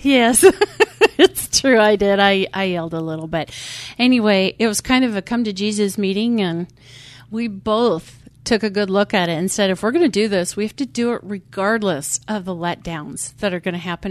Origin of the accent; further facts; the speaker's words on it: Montana, United States; moved away as an adult; now in Phoenix, United States; when we lived in Montana, we belonged to a wine tasting club